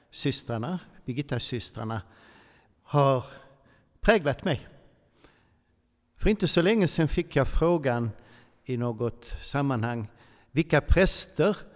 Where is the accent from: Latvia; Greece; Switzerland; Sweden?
Switzerland; born there; jag föddes faktiskt i Schweiz på ett katolskt sjukhus och möjligtvis har dessa nunnor stängt lite vigvatten på mig.